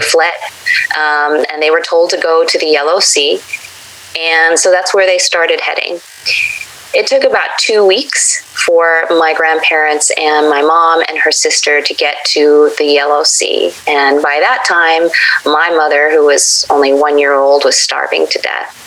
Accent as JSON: {"language": "English", "country": "United States", "tie": "born or raised there", "said": "I was the typical American brat growing up"}